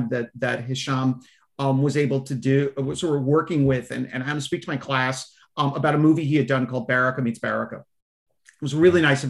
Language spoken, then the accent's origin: English; United States; as an American